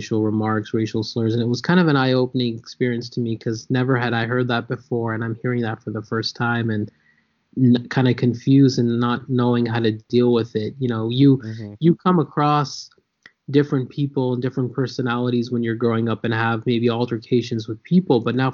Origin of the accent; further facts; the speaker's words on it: San Jose, California, United States; also born or lived in New York / Lawrence, Kansas; when I was 5 years old, we moved to San Jose, California. So I grew up in San Jose, started kindergarten here, lived here till I was 18